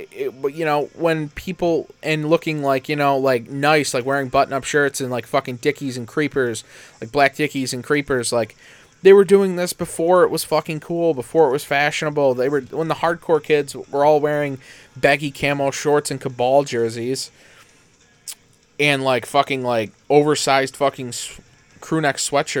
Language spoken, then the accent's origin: English; Canastota, New York, United States; living, growing up in Canastota, 25, 35 minutes away from Syracuse